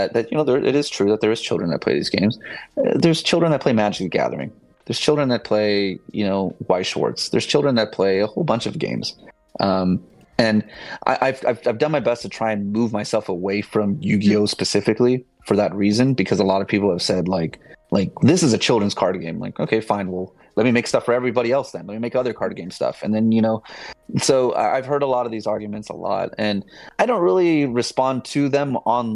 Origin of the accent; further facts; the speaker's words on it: Southern California, United States; I'm from SoCal